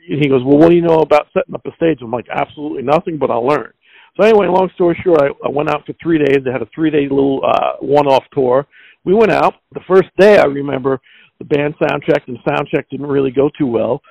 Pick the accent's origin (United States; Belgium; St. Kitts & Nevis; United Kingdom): United States; Long Island, New York; growing up in Long Island, the South Shore of Long Island